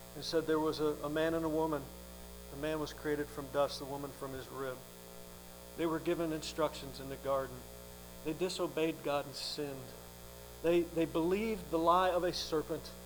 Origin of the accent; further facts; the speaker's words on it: Welsh, Wales, United Kingdom; I'm Welsh